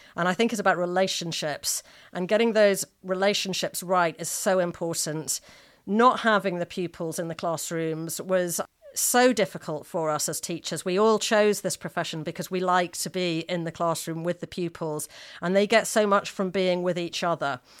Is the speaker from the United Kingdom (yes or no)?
yes; Manchester, North West England, United Kingdom; I was brought up in Manchester